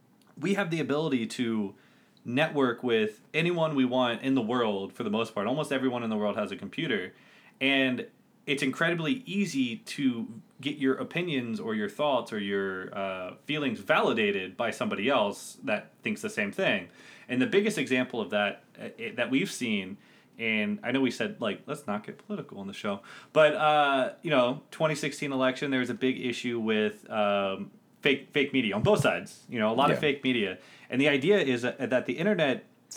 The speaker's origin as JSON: {"language": "English", "country": "United States", "said": "as an American"}